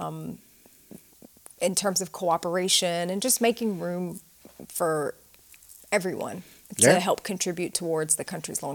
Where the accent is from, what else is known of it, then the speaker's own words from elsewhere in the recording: Mississippi, United States; accent: Southern twang; moved away as an adult; also born or lived in Charleston, South Carolina; now in Saudi Arabia; I was raised in Mississippi, cool. which is why I speak English with a bit of a Southern twang.